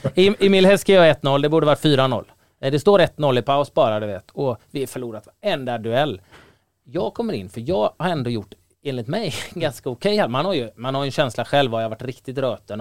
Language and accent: Swedish; Gothenburg, Västra Götaland, Sweden; på den tiden jag växte upp i Göteborg